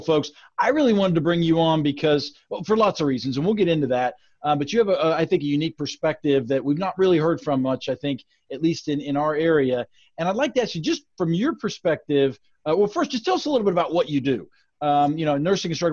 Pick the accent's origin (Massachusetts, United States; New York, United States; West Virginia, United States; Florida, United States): West Virginia, United States; Grafton; as a resident of my small Appalachian hometown